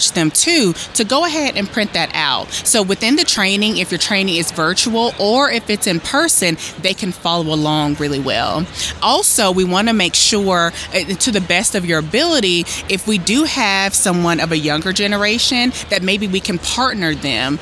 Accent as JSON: {"language": "English", "town": "Hickory", "region": "North Carolina", "country": "United States", "also_born_or_lived": "High Point, North Carolina / Wilmington, North Carolina", "moved": "as an adult", "lives_now": "Columbia, United States", "said": "I'm from Hickory, and then I went to undergrad in High Point, and I also lived in Wilmington"}